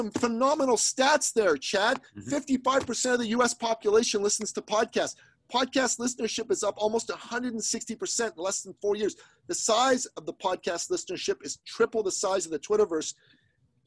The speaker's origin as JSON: {"language": "English", "country": "Iran", "moved": "yes", "said": "I'm an immigrant from the Middle East, from Iran"}